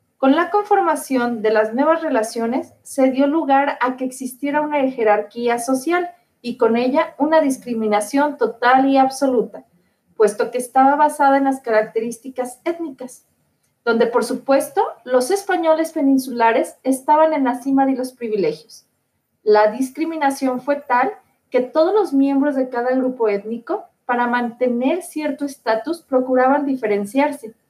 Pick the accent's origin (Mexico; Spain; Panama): Mexico